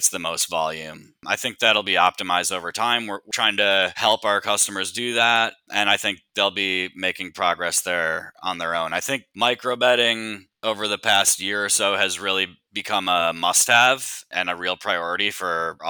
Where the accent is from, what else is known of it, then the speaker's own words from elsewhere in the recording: Minnesota, United States; I'm from Minnesota